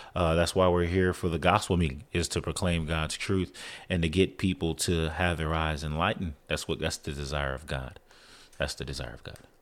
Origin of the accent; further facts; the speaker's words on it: San Antonio, Texas, United States; I'm actually from San Antonio, Texas